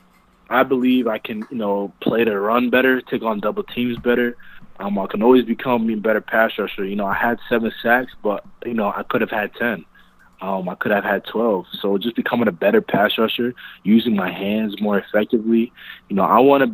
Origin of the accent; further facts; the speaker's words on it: New Jersey, United States; moved away; also born or lived in Philadelphia; growing up in New Jersey, I had a lot of Italian friends.